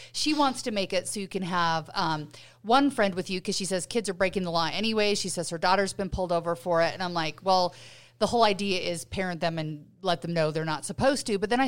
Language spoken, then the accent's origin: English; Utah, United States; When I grew up here in Utah, you just got your driver's license